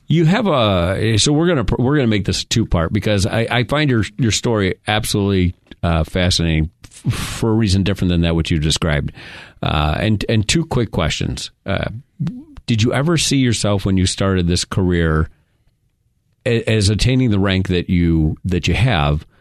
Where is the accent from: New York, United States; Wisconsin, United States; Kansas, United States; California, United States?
New York, United States; I'm from New York, so I used to see the state police state troopers